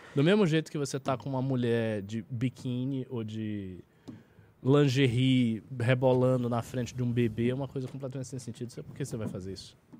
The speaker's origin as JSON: {"language": "Portuguese", "town": "Salvador", "region": "Bahia", "country": "Brazil", "said": "eu tenho 34 e sou de Salvador, que é mais, é um pouco mais conservador a Bahia"}